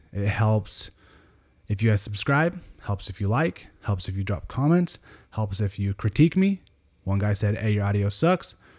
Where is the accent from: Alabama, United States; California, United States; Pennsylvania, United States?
California, United States; Sonoma County; moved away as an adult; now in Sacramento, United States; I grew up in Sonoma County in California